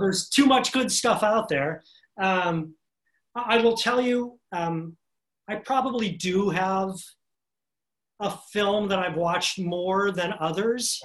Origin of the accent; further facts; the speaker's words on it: Cleveland, Ohio, United States; moved away as an adult; now in New York City, United States; I moved here to New York City when I was 22 from my hometown, Cleveland, Ohio